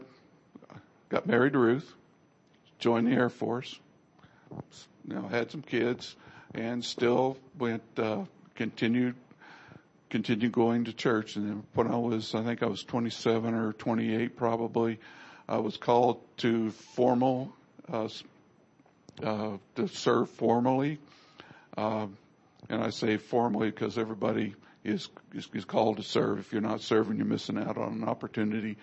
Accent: Missouri, United States; moved away; also born or lived in Ohio; I was born in Missouri and grew up going to church every time the church doors were open

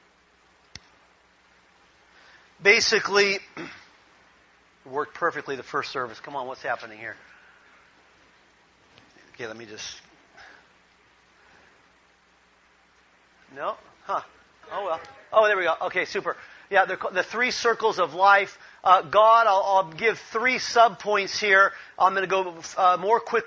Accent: Long Beach, California, United States; moved away as an adult; also born or lived in Ecuador; I was born and raised in Long Beach, California.

